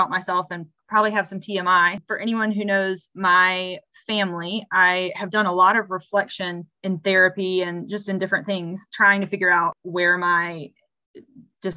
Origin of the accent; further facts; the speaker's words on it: South Carolina, United States; I am from South Carolina